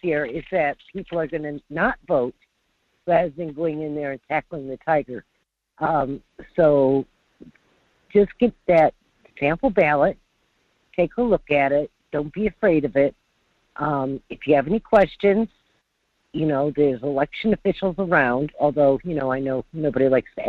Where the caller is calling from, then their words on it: North Pole, Alaska, United States; Hi, this is … from North Pole. How are you today?